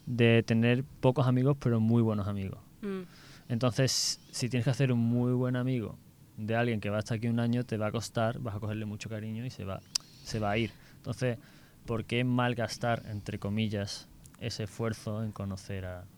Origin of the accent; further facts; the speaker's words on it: Seville, Andalusia, Spain; soy también de Sevilla